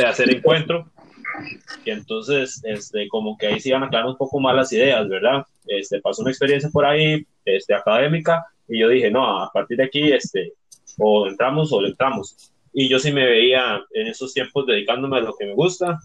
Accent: Barranca, Puntarenas, Costa Rica; soy vecino de, Barranca

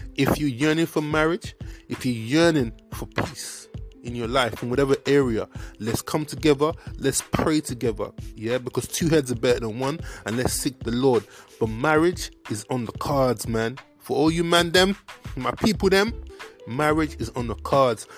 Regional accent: Nigeria; accent: Nigerian; my Nigerian accent

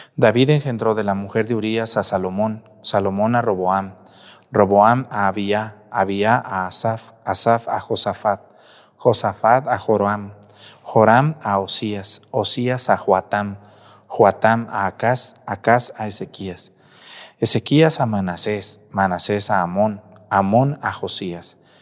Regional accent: Jalisco, Mexico; now in Guerrero, Mexico; yo soy de Jalisco, pero acá quedé

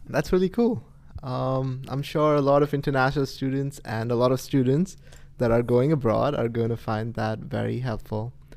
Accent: Pune, Maharashtra, India; moved away as an adult; now in United States; I'm from India. I'm from a city called Pune

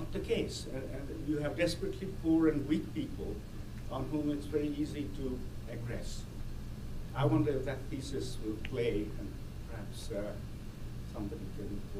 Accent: India; moved away; I was born in India and grew up there

